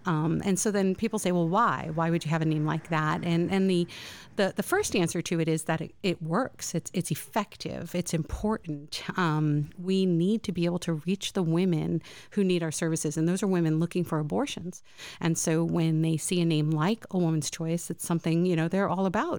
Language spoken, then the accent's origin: English; Winter Haven, Florida, United States; he's the headmaster of Winter Haven Christian School because we hail from Winter Haven.